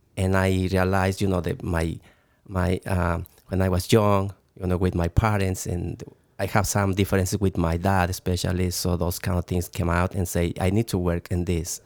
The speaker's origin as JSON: {"language": "English", "region": "Mexico City", "country": "Mexico", "tie": "born or raised there", "also_born_or_lived": "Toluca", "second_language": "English", "said": "I, I born in Mexico City"}